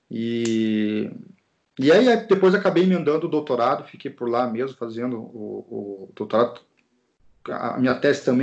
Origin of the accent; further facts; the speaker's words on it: Curitiba, Paraná, Brazil; eu sou natural de Curitiba, no Paraná, e eu queria morar na praia que eu surfava naquela época ainda